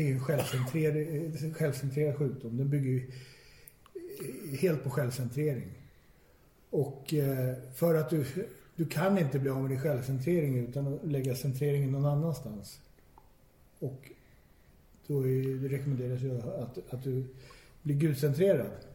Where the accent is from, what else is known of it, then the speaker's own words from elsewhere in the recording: Stockholm, Stockholm County, Sweden; jag är född och uppvuxen i Stockholm